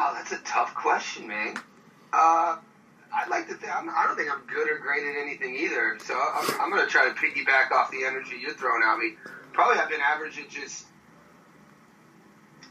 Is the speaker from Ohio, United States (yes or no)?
yes; Youngstown, Ohio, United States; moved away as an adult; also born or lived in Pittsburgh, Pennsylvania / Myrtle Beach, South Carolina / Long Beach, California; now in Sydney, Australia; I grew up in Youngstown